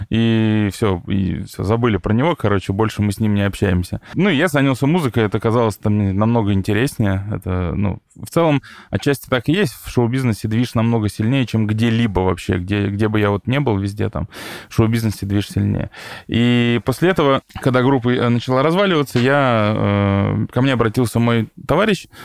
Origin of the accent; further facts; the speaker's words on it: Tomsk, Tomsk Oblast, Russia; я и сам из Томска, и там есть такой вот Томский университет систем управления радиоэлектроники, ТУСУР